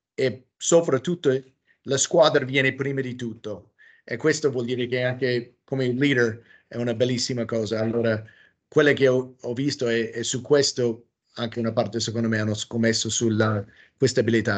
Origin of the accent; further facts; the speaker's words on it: United States; Italian is a second language; moved away; also born or lived in Italy; sono americano